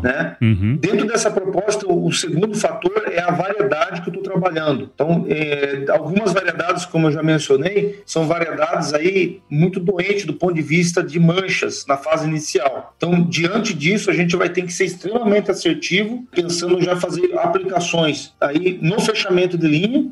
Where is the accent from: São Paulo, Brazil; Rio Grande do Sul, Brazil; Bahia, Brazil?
São Paulo, Brazil; moved away as an adult; also born or lived in Itapetininga / Lages, Santa Catarina / Passo Fundo / Viçosa; Eu sou paulista